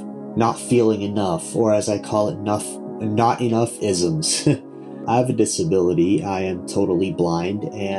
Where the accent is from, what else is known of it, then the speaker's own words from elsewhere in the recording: Ontario, Canada; I'm from Ontario, Canada.